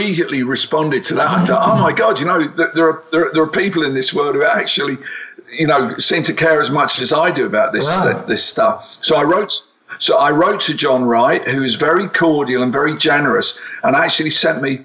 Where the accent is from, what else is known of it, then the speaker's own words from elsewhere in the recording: England, United Kingdom; growing up in England